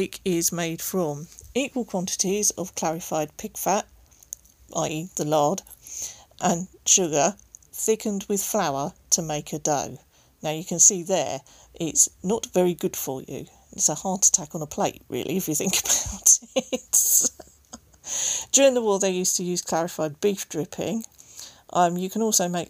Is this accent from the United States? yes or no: no; Berkshire, South East England, United Kingdom; I actually live in Berkshire. I was born in Berkshire.